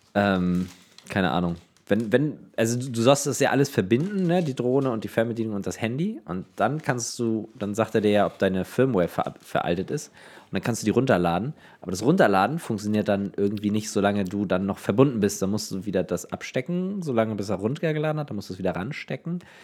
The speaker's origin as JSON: {"language": "German", "town": "Neubrandenburg", "region": "Mecklenburg-Vorpommern", "country": "Germany", "said": "ich komme aus Neubrandenburg. Das liegt aber nicht in Brandenburg"}